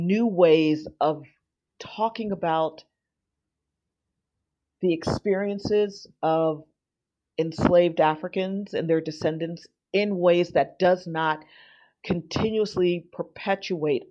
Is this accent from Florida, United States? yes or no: yes; Miami, Florida, United States; now in United Kingdom; I was born and raised in South Florida in Miami